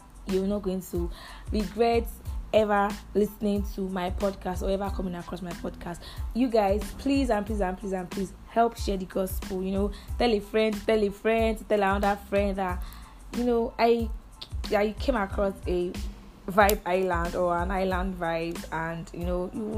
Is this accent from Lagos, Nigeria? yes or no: yes; Badagry, Lagos, Nigeria; I hail from Badagry, Lagos State. Yup. I'm a proud Lagosian